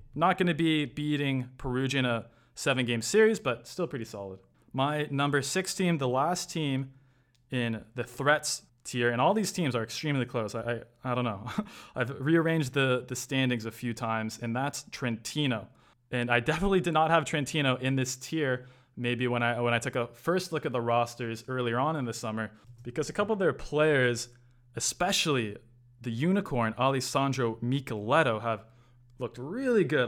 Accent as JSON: {"language": "English", "town": "Toronto", "region": "Ontario", "country": "Canada", "tie": "born or raised there", "said": "my, my hometown, Toronto"}